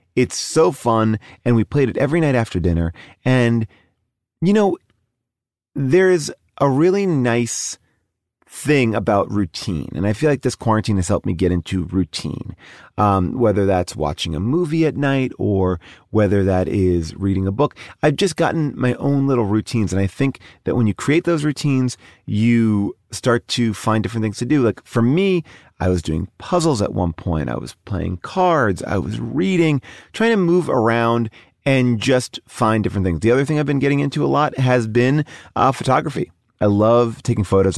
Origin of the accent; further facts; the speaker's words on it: New York, United States; now in Los Angeles, United States; I'm a New Yorker